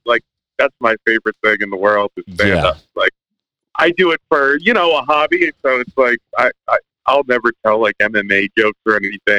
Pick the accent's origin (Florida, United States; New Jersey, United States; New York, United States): New Jersey, United States; moved away; I'm originally from Jersey.